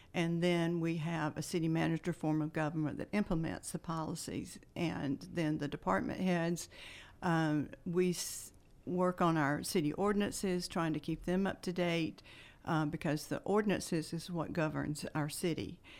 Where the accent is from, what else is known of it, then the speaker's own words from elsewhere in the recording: Bowdon, Georgia, United States; now in Carrollton, United States; I grew up in Bowdoin, uh, attended county schools